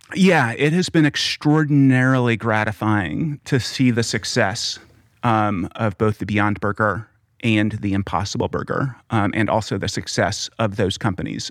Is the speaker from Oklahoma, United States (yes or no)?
yes; Oklahoma, United States; growing up in Oklahoma